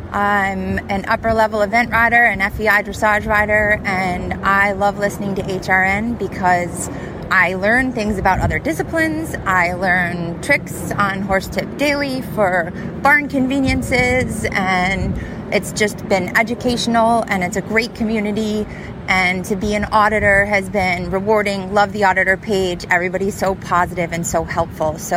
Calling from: Scottsville, New York, United States; I am calling from Scottsville, New York.

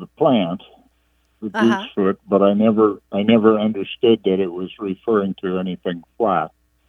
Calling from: Carmichael, California, United States; I'm calling you from Carmichael, California, a suburb of Sacramento.

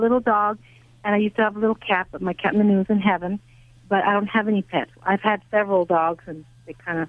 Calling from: Covina, California, United States; I'm in Covina, California.

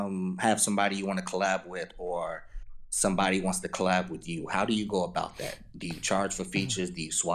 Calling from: Charlotte, North Carolina, United States; I'm calling from Charlotte, man, North Carolina.

